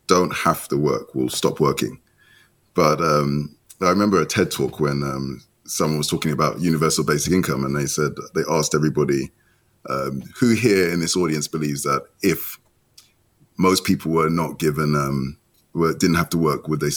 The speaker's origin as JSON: {"language": "English", "region": "London", "country": "United Kingdom", "tie": "born or raised there", "also_born_or_lived": "Nigeria", "said": "I was born in London. So my mother waited till she landed in Heathrow Airport"}